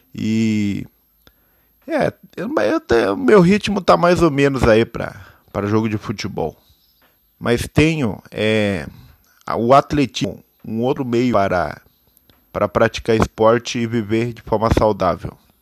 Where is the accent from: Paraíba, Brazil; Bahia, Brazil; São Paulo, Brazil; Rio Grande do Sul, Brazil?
São Paulo, Brazil; Itararé; sou nascido em Itararé, interior do estado de São Paulo